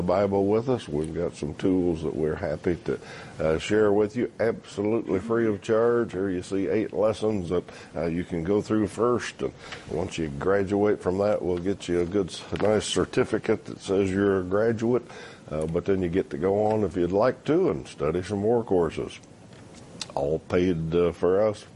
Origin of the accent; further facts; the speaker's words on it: United States; I'm an American.